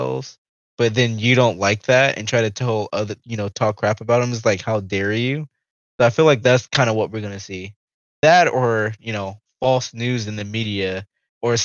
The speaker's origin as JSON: {"language": "English", "country": "United States", "said": "we as American people"}